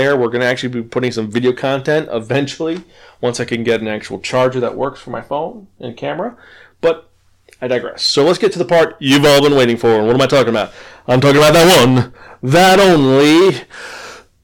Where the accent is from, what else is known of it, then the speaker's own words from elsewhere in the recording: New York City, New York, United States; I was raised in the Bronx